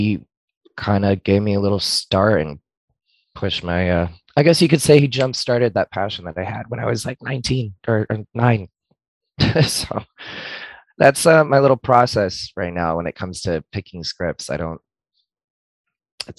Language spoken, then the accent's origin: English; West Palm Beach, Florida, United States; moved away as an adult; now in Orlando, United States; I was raised in West Palm